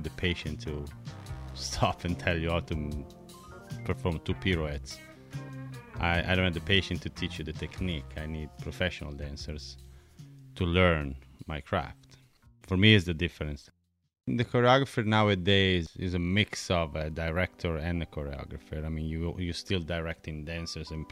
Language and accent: English; Bologna, Emilia-Romagna, Italy; first language Italian; English is a second language; moved away; I'm Italian. I'm from Bologna. Born and raised.